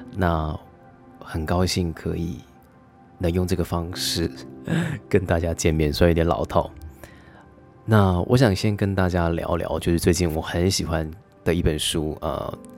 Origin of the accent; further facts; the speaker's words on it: Taiwan; 我觉得就跟韩国人很像是，我们台湾人也是。